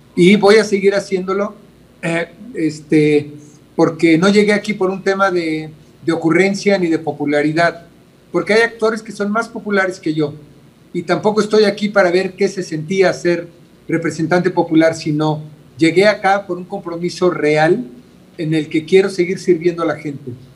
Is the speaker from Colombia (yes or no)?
no; Mexico City, Mexico; yo vengo de una familia de escasos recursos yo nací en Iztapalapa eh, y, no fue fácil. Eh, yo fui a escuelas de gobierno